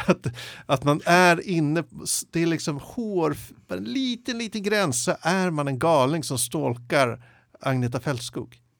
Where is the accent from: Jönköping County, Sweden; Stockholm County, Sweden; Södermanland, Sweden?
Stockholm County, Sweden; Jakobsberg; när jag växte upp i Jakobsberg